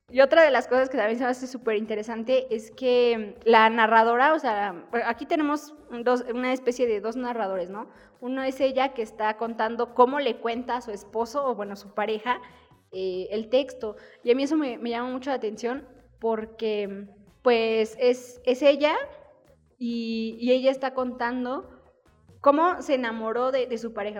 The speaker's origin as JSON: {"language": "Spanish", "country": "Mexico", "said": "nosotros eh, como mexicanos"}